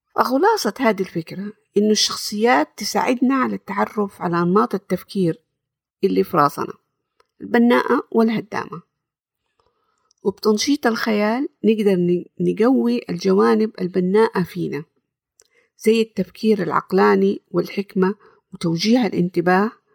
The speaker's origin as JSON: {"language": "Arabic", "town": "Jeddah", "region": "Makkah Province", "country": "Saudi Arabia", "said": "سعودية من جدة، زي ما هو واضح من لهجتي أظن."}